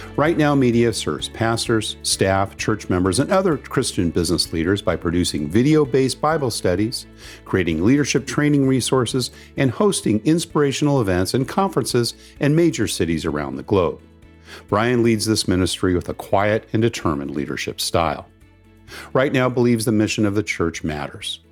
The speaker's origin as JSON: {"language": "English", "region": "West Coast", "country": "United States", "tie": "born or raised there", "said": "I grew up on the West Coast"}